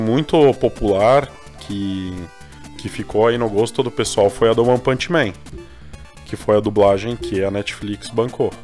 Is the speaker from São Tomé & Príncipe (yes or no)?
no; Brazil; a gente é brasileiro